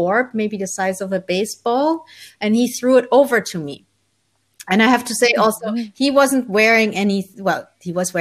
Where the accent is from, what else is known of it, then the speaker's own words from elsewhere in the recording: Germany; also born or lived in Colombia; So I was born in Colombia in South America, but was adopted as a baby by my parents who are from Holland. So I'm Dutch on my passport, but I grew up in Germany.